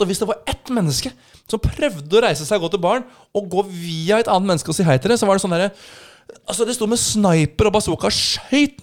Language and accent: Norwegian; Norway; som nordmann